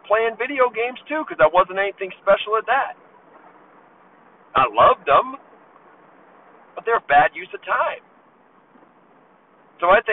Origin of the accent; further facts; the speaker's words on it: Baltimore, Maryland, United States; now in Las Vegas, United States; I was unlucky growing up in Baltimore